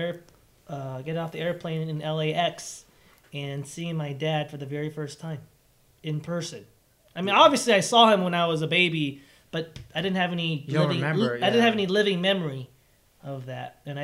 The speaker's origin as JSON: {"language": "English", "country": "Taiwan", "tie": "born there", "said": "Yeah, I was born in... Yeah, I was born in Taiwan."}